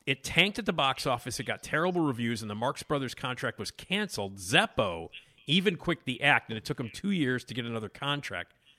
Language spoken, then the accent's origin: English; Chicago, Illinois, United States; I grew up here in Chicago